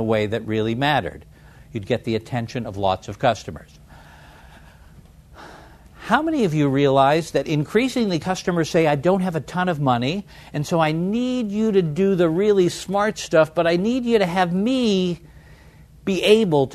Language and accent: English; San Francisco, California, United States; my hometown of San Francisco